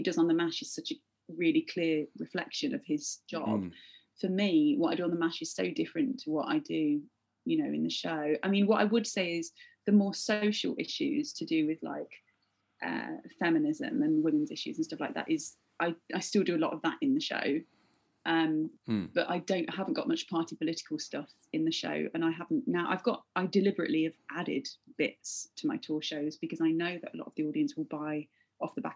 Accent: Leicester, East Midlands, United Kingdom; moved away as an adult; I love Leicester. But I don't feel like I left when I was 18. My parents still very much live there

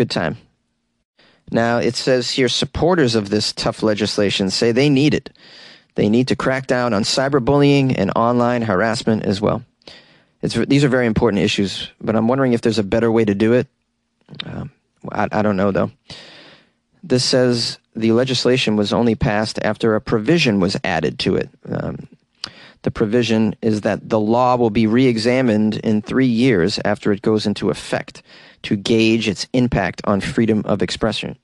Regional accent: Boston, Massachusetts, United States; my hometown

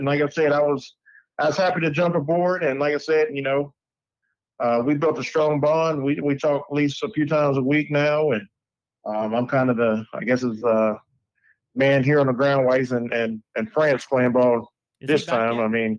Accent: Fairmont, West Virginia, United States; also born or lived in Morgantown, West Virginia; I was born in Fairmont, West Virginia.

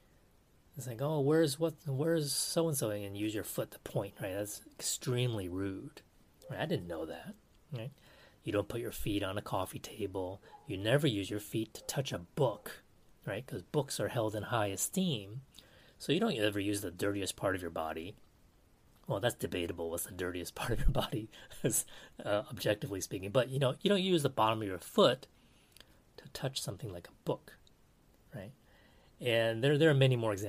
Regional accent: United States; Now I'm Taiwanese American

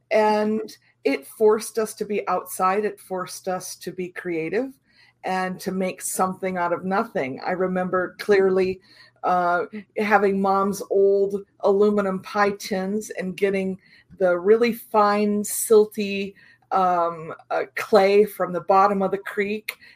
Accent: Iowa, United States; I was uh, very much rural area, right next to my grandfather's farm. Uh, had a had a creek and sort of a, a mini forest on the other side. So rural rural Iowa was was home.

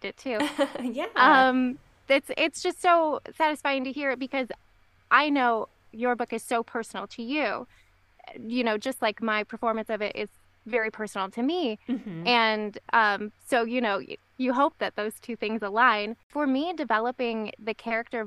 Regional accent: Michigan, United States; moved away as an adult; we ended up moving back to Michigan, my home state

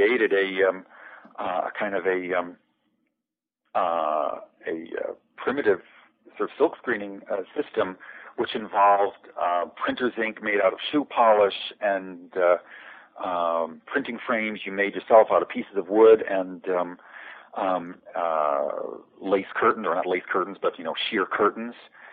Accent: United States; being an American

